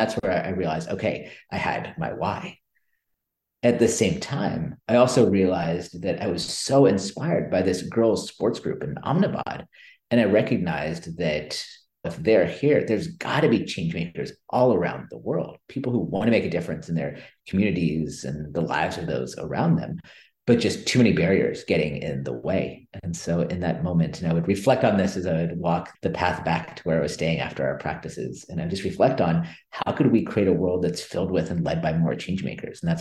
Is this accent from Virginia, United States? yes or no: no; Silicon Valley Bay Area, California, United States; I grew up in the Silicon Valley Bay Area. So I grew up in the big tech boom